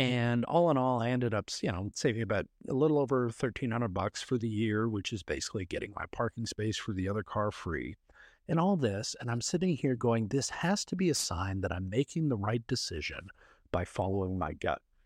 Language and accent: English; Canada; now in Dallas, United States; I'm from Canada originally